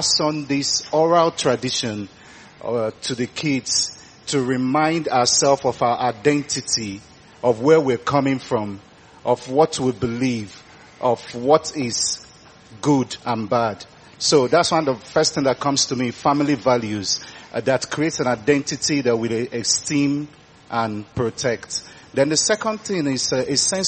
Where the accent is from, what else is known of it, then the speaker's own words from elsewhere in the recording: Nigeria; moved away as an adult; now in United Kingdom; as a Nigerian living away from Nigeria